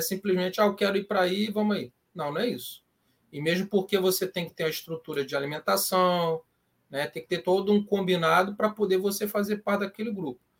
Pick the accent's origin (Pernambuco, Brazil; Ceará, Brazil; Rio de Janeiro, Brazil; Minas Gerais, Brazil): Rio de Janeiro, Brazil; Petrópolis; now in Rio de Janeiro, Brazil; eu sou de Petrópolis, né? hoje eu estou morando no Rio